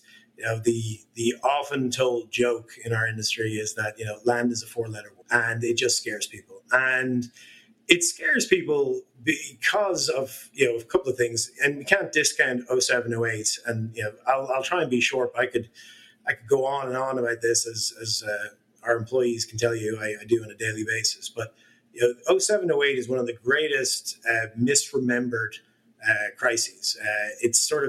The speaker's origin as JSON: {"language": "English", "country": "Ireland", "moved": "yes", "lives_now": "Charlotte, United States", "said": "I'm from Ireland originally. My grandfather used to tell the story. And we'd sort of gather around, at a fire down at the local pub"}